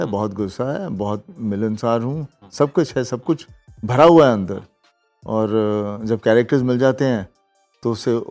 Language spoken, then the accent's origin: Hindi; Punjab, India; जो हम पंजाबी लोग होते हैं सब में कला है